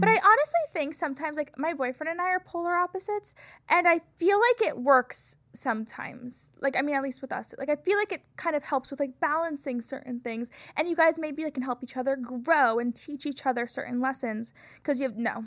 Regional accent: Florida, United States; moved away; I'm from Florida

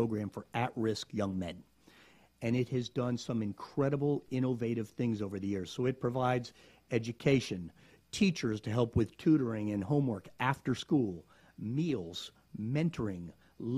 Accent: South Florida, United States; now in Gainesville, United States; I grew up in South Florida

